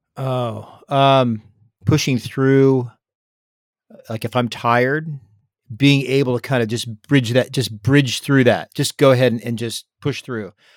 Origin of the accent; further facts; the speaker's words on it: San Diego, California, United States; growing up in San Diego, I was on the water